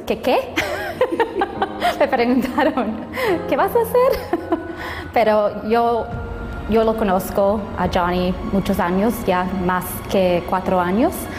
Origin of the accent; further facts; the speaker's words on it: Anaheim, California, United States; also born or lived in Buena Park; Mi hermana y yo crecimos en el Anaheim Hilton y, Towers